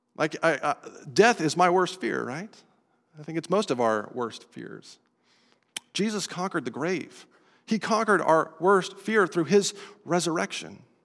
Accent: Estes Park, Colorado, United States; moved away as an adult; I grew up in Estes Park, Colorado, two thousand miles away from here, an entirely different culture

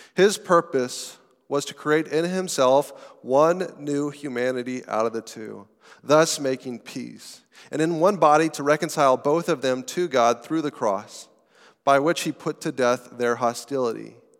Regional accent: United States; citizens of our country, of America

